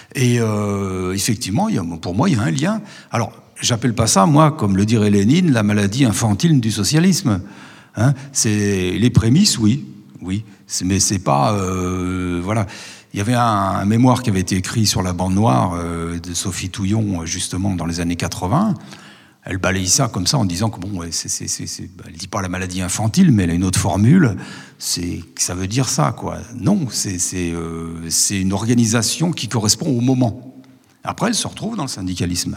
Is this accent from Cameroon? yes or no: no; Montchanin, Bourgogne-Franche-Comté, France; also born or lived in Le Creusot; je suis de Montchanin